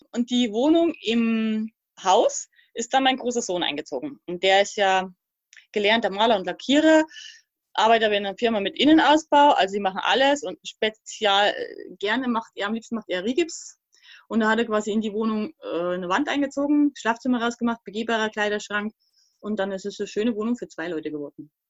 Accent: Thuringia, Germany; also born or lived in Upper Palatinate; now in Portugal; also ich komme ursprünglich aus der DDR hm.

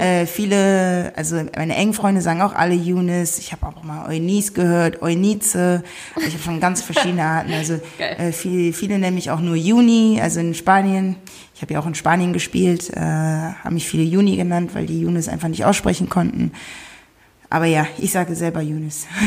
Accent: Wuppertal, North Rhine-Westphalia, Germany; moved away as an adult; meine Wurzeln sind allerdings aus Ghana, ähm, bin aber in Deutschland geboren, in Wuppertal

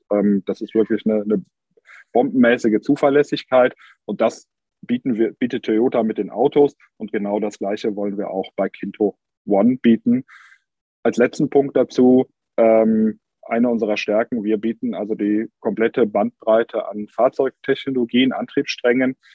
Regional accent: Cologne, North Rhine-Westphalia, Germany; Das merkt man hier als Kölner vor Ort, dass Köln manchmal schon neidisch auf Hamburg oder Berlin schielt

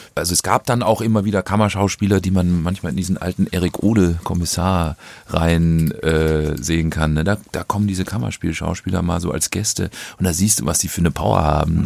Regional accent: North Rhine-Westphalia, Germany; von der kleinen Gemeinde, wo ich groß geworden bin

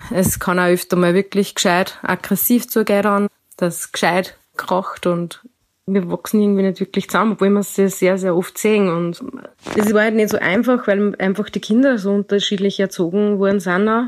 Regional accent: Austria; Ich komme aus Österreich

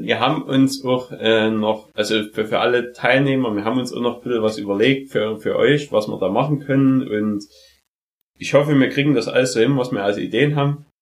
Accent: Saxony, Germany; bei uns in Sachsen

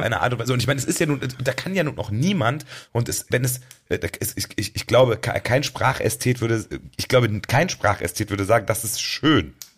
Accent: Germany; bei uns in Deutschland

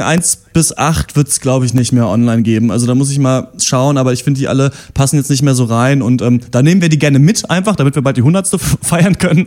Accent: Germany; Gerade als Deutsche

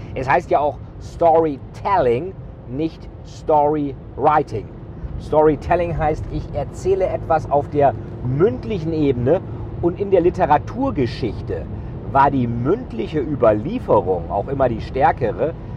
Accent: Bremen, Germany; Ja, ich komme ja selber aus Bremen

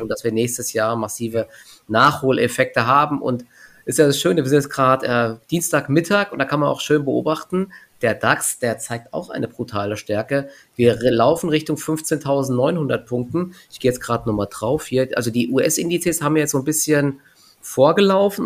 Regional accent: Offenbach am Main, Hesse, Germany; now in Frankfurt, Germany; Bei uns in Offenbach

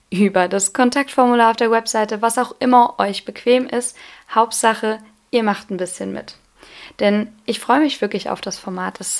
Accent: Lampertheim, Hesse, Germany; Ich bin derzeit 21 Jahre alt und bin auch eine echte Südhessin, denn ich bin in Lampertheim groß geworden, wohne dort auch

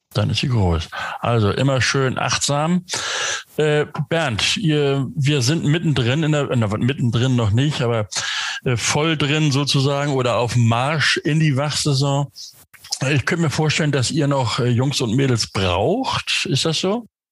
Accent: Northern Germany, Germany; Ich bin Norddeutscher, der sagt Sonnabend

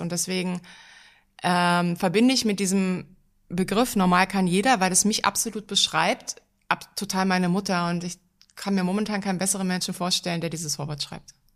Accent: Berlin, Germany; In Berlin. Ich bin eine gebürtige Berlinerin

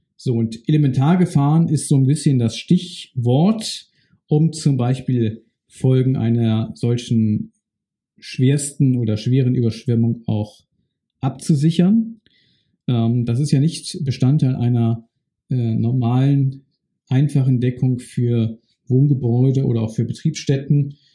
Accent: Bad Neuenahr-Ahrweiler, Rhineland-Palatinate, Germany; Meine Heimatstadt ist Bad Neuenahr-Ahrweiler. Ich bin dort aufgewachsen

